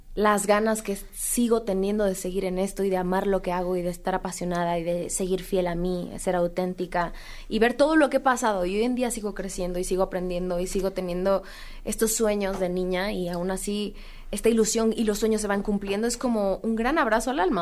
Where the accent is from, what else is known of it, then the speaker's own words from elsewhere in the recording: Mexico; seguir presentando música como mexicana, representar al país